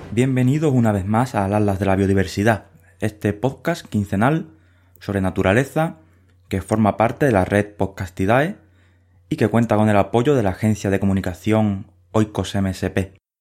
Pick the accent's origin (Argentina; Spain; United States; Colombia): Spain; Huelva, Andalusia; moved away; Crecí en Huelva